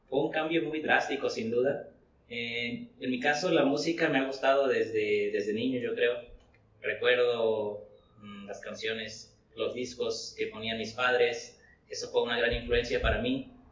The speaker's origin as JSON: {"language": "Spanish", "town": "Coatzacoalcos", "region": "Veracruz", "country": "Mexico", "tie": "born or raised there", "said": "Tengo 24 años, soy originario de Coatzacoalcos, Veracruz"}